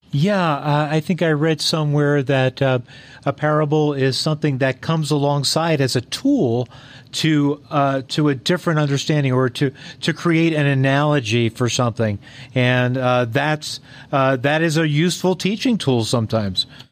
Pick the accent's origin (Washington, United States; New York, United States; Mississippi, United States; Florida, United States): New York, United States; Long Island; where I grew up in Long Island, New York